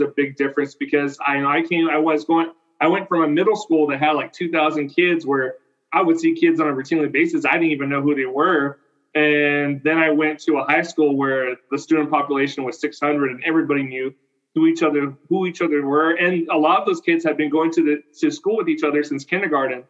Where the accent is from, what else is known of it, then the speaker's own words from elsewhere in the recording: Selma, California, United States; also born or lived in Fresno, California / Fowler, California; I did all my elementary and middle school in, in Selma, and my high school in Fowler.